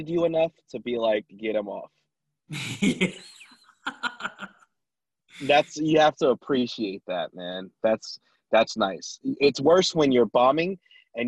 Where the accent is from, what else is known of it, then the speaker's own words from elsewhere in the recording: Vallejo, California, United States; also born or lived in Sacramento; I grew up in Vallejo